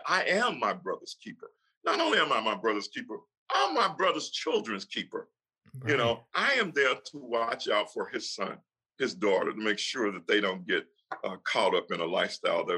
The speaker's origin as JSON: {"language": "English", "region": "Mississippi", "country": "United States", "tie": "born or raised there", "also_born_or_lived": "New York", "moved": "yes", "said": "I grew up in Mississippi for a lot of times, and even in New York"}